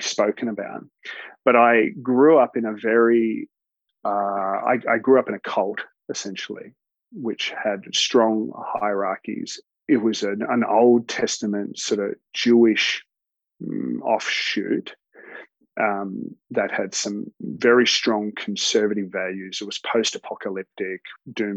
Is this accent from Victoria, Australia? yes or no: yes; Melbourne, Victoria, Australia; also born or lived in Alice Springs / Ballarat; I grew up in a mix of places. Started off in Alice Springs, where my parents were teachers, and then we moved down to Melbourne. Did most of my schooling down in Melbourne